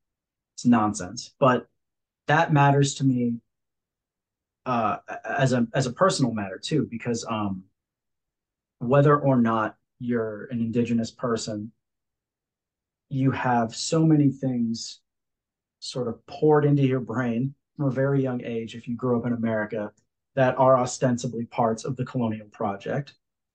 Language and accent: English; Hawaii, United States; So like, even for me in passing to just say like, yeah, I'm Hawaiian.